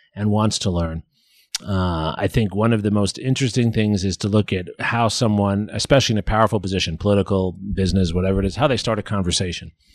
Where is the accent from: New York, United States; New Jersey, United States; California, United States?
New York, United States; New York City; now in Austin, United States; I'm from New York City